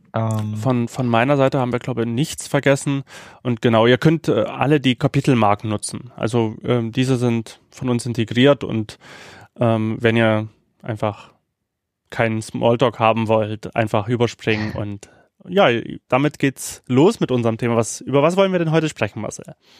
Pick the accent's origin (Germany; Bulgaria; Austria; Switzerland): Bulgaria; Sofia, Sofia City; moved away; in Sofia lebt, in der Hauptstadt von mhm. Bulgarien. Und da, und da das ja auch mein Geburtsort ist